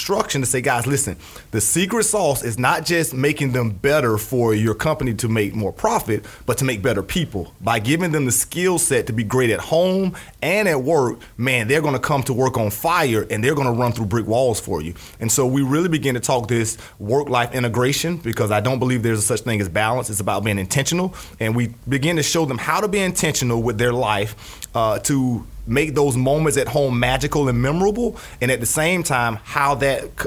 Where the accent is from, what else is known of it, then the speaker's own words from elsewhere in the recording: Jacksonville, Florida, United States; born and raised in Jacksonville, Florida